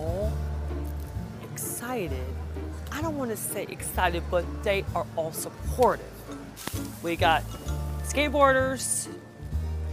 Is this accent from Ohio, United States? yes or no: no; Texas, United States; I'm from Texas